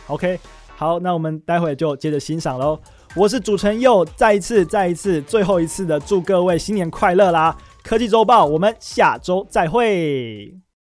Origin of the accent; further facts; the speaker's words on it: Taiwan; 我们台湾人